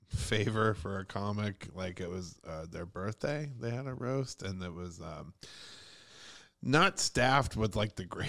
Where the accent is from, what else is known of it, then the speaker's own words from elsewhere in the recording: Ohio, United States; now in New York, United States; I'm from Ohio